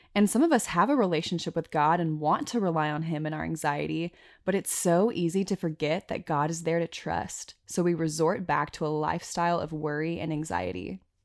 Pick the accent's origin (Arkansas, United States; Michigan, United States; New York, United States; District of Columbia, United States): Arkansas, United States; now in Wyoming, United States; we're both from Arkansas